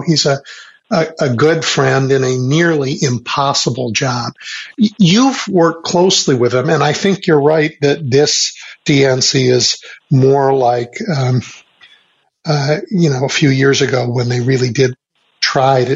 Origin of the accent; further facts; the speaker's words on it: Chicago, Illinois, United States; I'm a Chicagoan